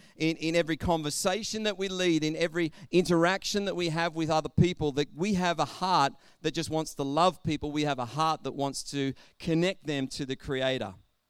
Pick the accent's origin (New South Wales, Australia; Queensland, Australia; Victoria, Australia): New South Wales, Australia; Albury; I know I grew up in Albury, Wodonga, and I know that there were certain parts of Albury that you just wouldn't go into because there was bad stigmas with those areas.